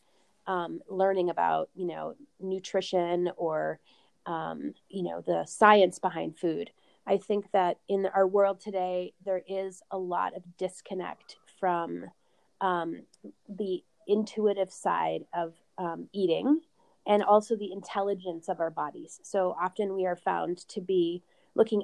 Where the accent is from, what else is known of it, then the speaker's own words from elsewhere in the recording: Vancouver, British Columbia, Canada; also born or lived in Arizona; now in Boulder, United States; I grew up in Vancouver, Canada